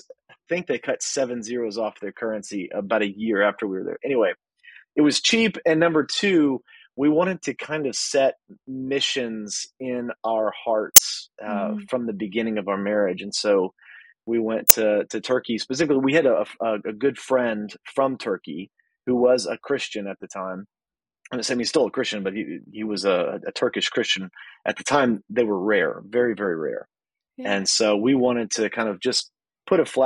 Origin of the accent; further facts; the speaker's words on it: Texas, United States; moved away as an adult; now in Midwest, United States; So I live in the Midwest now. I'm originally from Texas